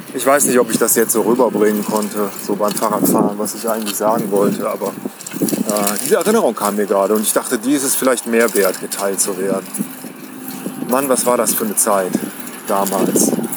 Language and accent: German; village near Cologne, North Rhine-Westphalia, Germany; wir sind äh, dörflich groß geworden